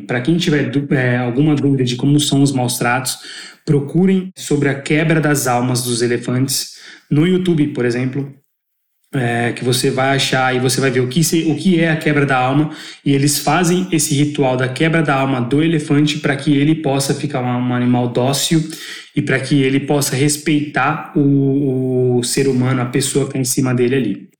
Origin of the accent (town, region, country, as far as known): São Paulo, Brazil; moved away as an adult; now in Thailand